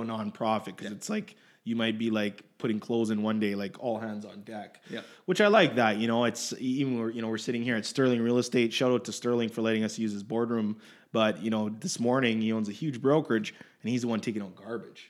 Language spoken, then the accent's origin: English; Edmonton, Alberta, Canada; I was born in Edmonton